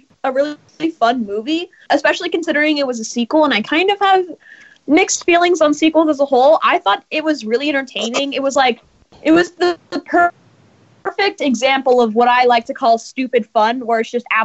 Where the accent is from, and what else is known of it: Los Angeles, California, United States